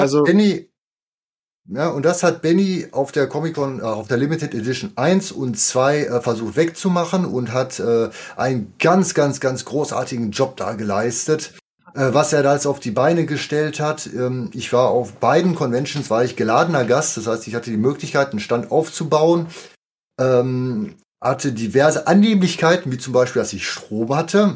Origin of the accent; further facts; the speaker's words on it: near Dortmund, North Rhine-Westphalia, Germany; ich komme auch aus der Nähe von Dortmund